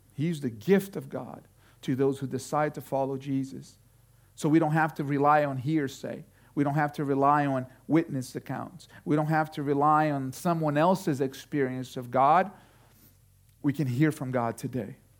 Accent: Brazil; now in Connecticut, United States; I was growing up in Brazil

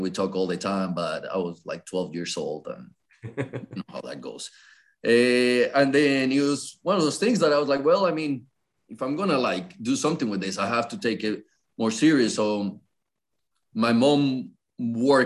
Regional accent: Colombia; English is a second language; now in North Carolina, United States; I was born and raised in Colombia

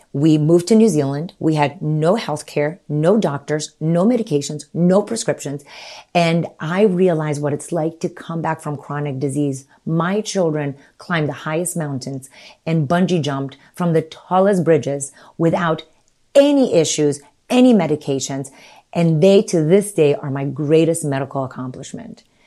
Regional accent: Romania; moved away; So I was born in nineteen seventy-three and I was born in Romania, with communist Romania.

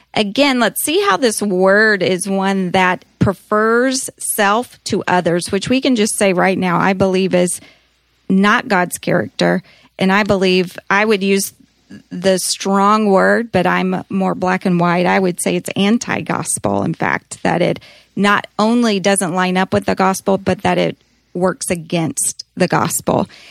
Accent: United States; being Americans, there's great pride in being an American.

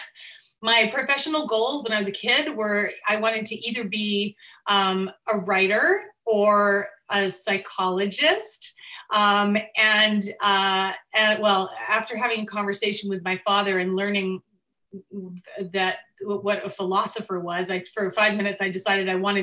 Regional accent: Vancouver, British Columbia, Canada; moved away as an adult; now in Los Angeles, United States; living across the street in Vancouver, Canada, from an indie filmmaker named Sandy Wilson. And this was back when I was a child. I think we lived there when I was 8 or 9 years old

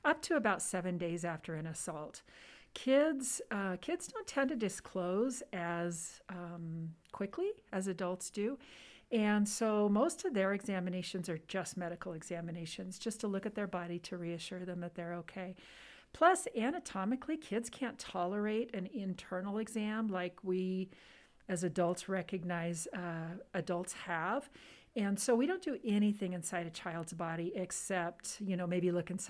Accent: Southern California, United States; moved away as an adult; also born or lived in Los Angeles, California; now in Nevada, United States; I grew up in Southern California, born in the LA area, and then grew up pretty close to the Mexican border down in Southern California

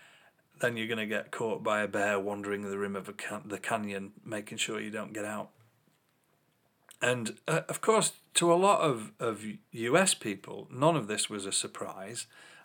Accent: England, United Kingdom; As an English person

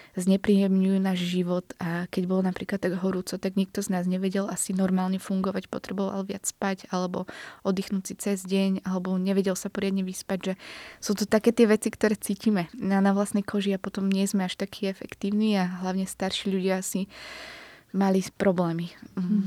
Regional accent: Bratislava, Bratislava Region, Slovakia; Sice som z Bratislavy

